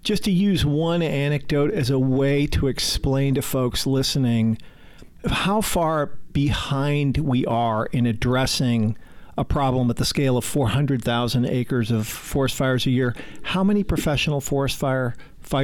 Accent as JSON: {"language": "English", "region": "Pacific Northwest", "country": "United States", "tie": "born or raised there", "said": "I grew up in the Pacific Northwest"}